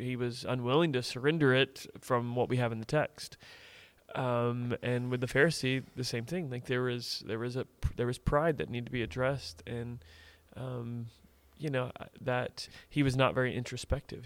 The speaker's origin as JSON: {"language": "English", "area": "Tampa Bay area", "region": "Florida", "country": "United States", "tie": "born or raised there", "said": "I grew up in the Tampa Bay area"}